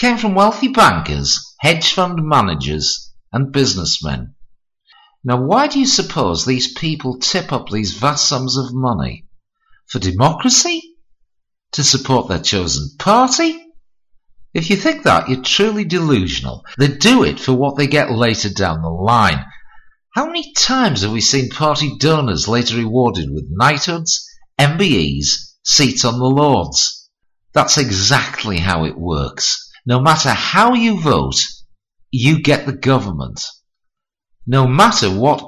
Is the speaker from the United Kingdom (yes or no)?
yes; Hartlepool, North East England, United Kingdom; his arrival in my hometown